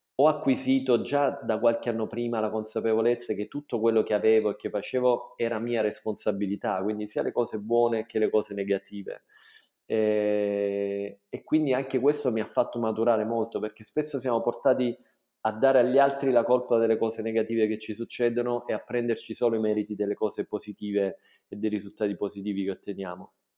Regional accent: Taviano, Apulia, Italy; moved away as an adult; also born or lived in Bologna / London / United Arab Emirates; sono nato a Taviano nel 1978

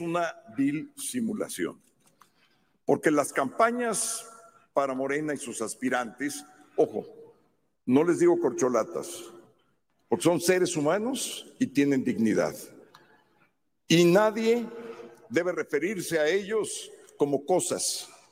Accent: Mexico; soy mexicano por nacimiento

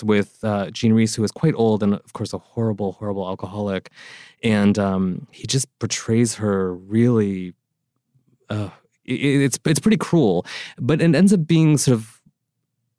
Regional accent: East Coast, United States; I'm from the East Coast.

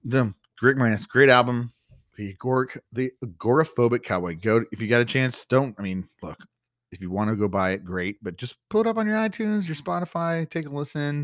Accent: Texas, United States; we're from Texas

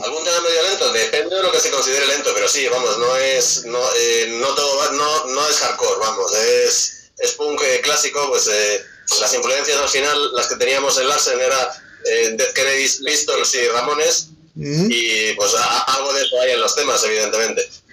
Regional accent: Madrid, Community of Madrid, Spain; Somos todos de Madrid

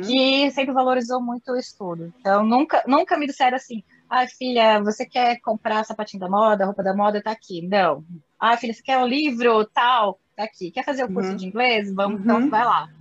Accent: Ourinhos, São Paulo, Brazil; accent: caipira; moved away; also born or lived in Brasília; eu sou aquela guria lá que veio do interior de São Paulo, de Ourinhos, sou bem caipira pirapora

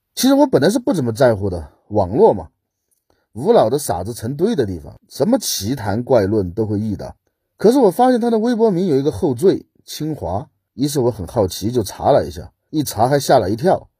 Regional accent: Southwest China, China; 我出生在西南边陲的一座小县城里面

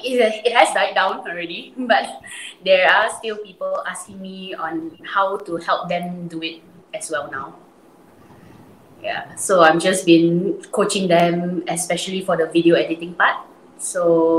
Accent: Penang, Malaysia; Yeah, I'm from Penang as well.

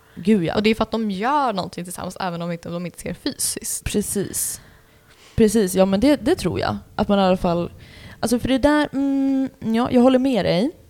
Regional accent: Sweden; jag är ju svensk

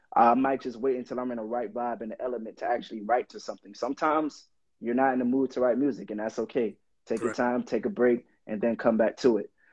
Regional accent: Miami Gardens, Florida, United States; I'm originally from Miami, Florida. I grew up in Miami Gardens, born and raised.

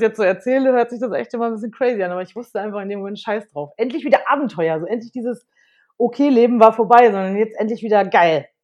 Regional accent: Unna, North Rhine-Westphalia, Germany; moved away as an adult; also born or lived in Madrid, Spain; bin geboren in Unna, das ist bei Dortmund aus dem Ruhrpott und habe da auch die ersten neunzehn Jahre meines Lebens gelebt

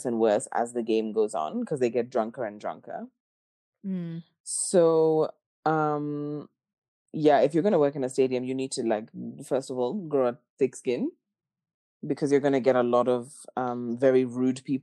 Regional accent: Kenya; now in Australia; I'm Kenyan. I'm from Kenya.

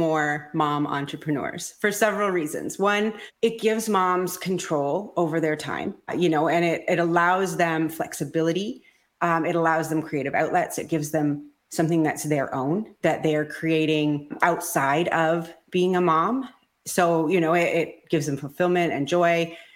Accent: Ontario, Canada; I am from Ontario, Canada

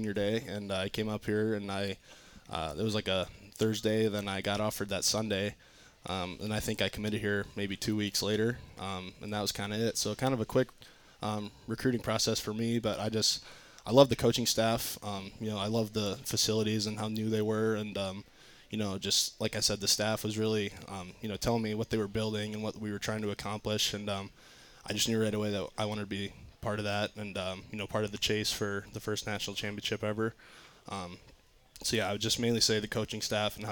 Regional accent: Rock Valley, Iowa, United States; moved away as an adult; Rock Valley, Iowa

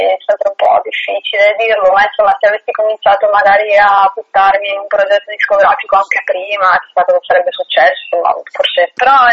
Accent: Belluno, Veneto, Italy; moved away as an adult; now in Province of Treviso, Italy; sono di Belluno, anche se vivo in provincia di Treviso

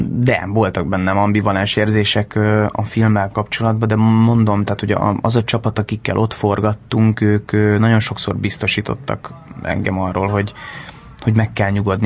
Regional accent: Hungary; first language Hungarian; moved away as an adult; also born or lived in London; nagyon jó lenne itthon egy egy nagyon-nagyon-nagyon jó filmben szerepelni magyarul, mert mégiscsak ez az anyanyelvem

